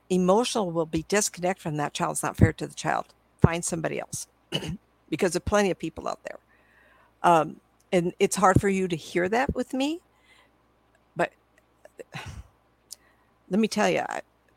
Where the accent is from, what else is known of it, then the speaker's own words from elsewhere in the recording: Hollywood, California, United States; My sister and I were born and raised in Hollywood by the beach